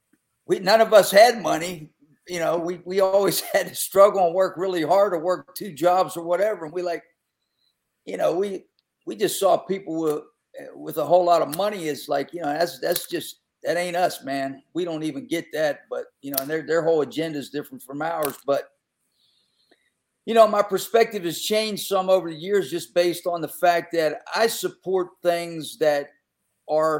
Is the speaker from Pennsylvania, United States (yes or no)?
yes; Western Pennsylvania, United States; moved away; I grew up in Western PA